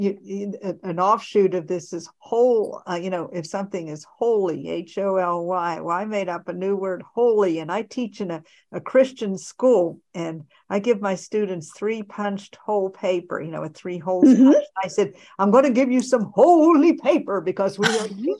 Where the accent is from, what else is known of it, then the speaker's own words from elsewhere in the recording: Pennsylvania, United States; I'm from Pennsylvania, and there are a lot of potholes there